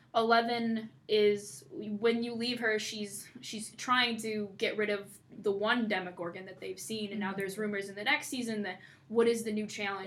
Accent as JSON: {"language": "English", "country": "Canada", "moved": "yes", "lives_now": "East Lansing, United States", "said": "I'm Canadian."}